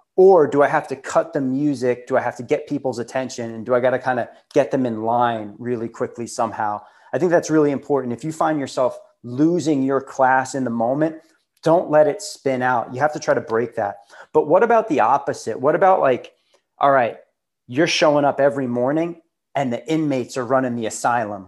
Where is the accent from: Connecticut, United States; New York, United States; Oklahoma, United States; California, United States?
New York, United States; Long Island; I grew up on Long Island, and that's where I started my CrossFit